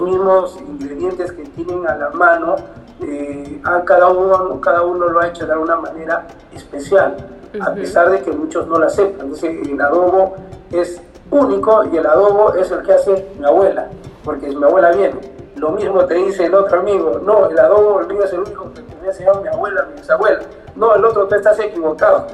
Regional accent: Arequipa, Peru; Yo soy del distrito de Tiabaya

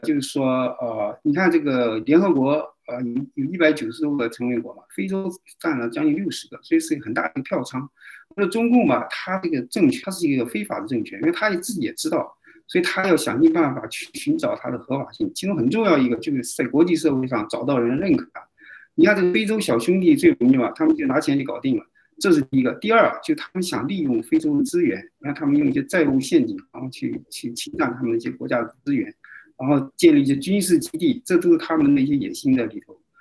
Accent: China; 我们中国人只有推翻中共，我们人才活得有体面，才会有尊严。

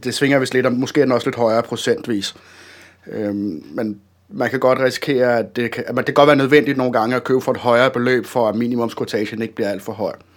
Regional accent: Denmark; som dansker

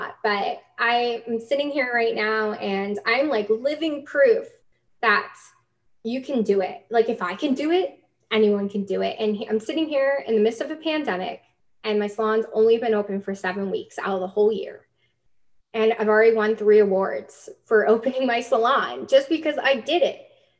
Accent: New York City, New York, United States; moved away as an adult; And it was hard moving to a new country at 25. I was the girl from New York City that everyone's like, okay.

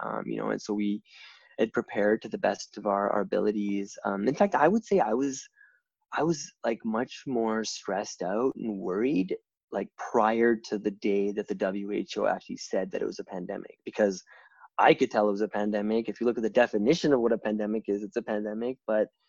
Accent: the west part of Canada, Western Canada, Canada; moved away as an adult; also born or lived in India; now in Toronto, Canada; I was born and raised in the west part of Canada, but Toronto's been my home for almost 20 years now

